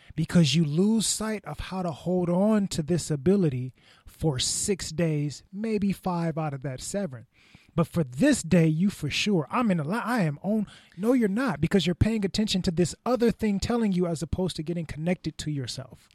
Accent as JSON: {"language": "English", "country": "United States", "said": "we, as an American society"}